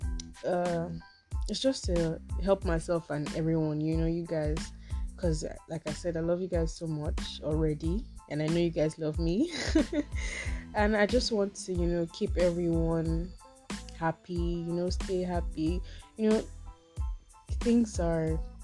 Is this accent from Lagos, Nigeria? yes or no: no; Osun, Nigeria; Okay, I'm Yoruba, if you have not guessed already. I'm from Osun.